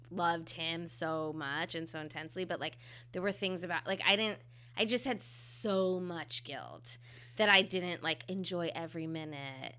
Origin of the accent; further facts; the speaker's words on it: Ohio, United States; moved away as an adult; I'm from Ohio and I'm Indian